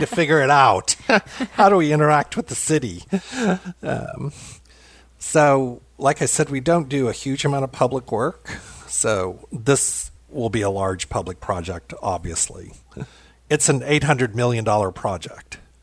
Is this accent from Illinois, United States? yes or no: no; Louisville, Kentucky, United States; also born or lived in Seattle, Washington; I come from German heritage in Louisville, Kentucky, which is where I am now